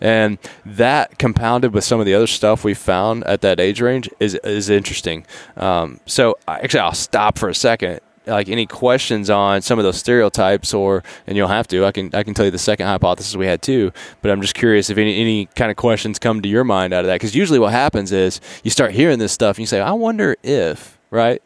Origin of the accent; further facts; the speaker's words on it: Appalachia, United States; I grew up in Appalachian mountain range